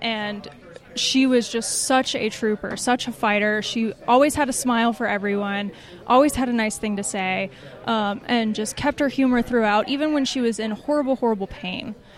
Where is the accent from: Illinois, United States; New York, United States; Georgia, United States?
Georgia, United States; Atlanta; moved away; I'm from Atlanta originally